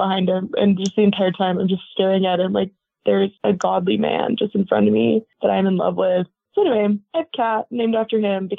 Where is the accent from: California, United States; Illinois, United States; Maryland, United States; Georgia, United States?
California, United States; also born or lived in New Mexico; I claim Oregon is home because I just prefer it. I grew up a lot in Southern California, about 3 miles north of Mexico. I've lived in New Mexico as well